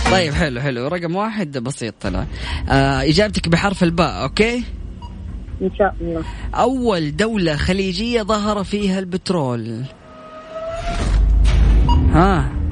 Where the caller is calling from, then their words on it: Riyadh, Riyadh Province, Saudi Arabia; أنا … من الرياض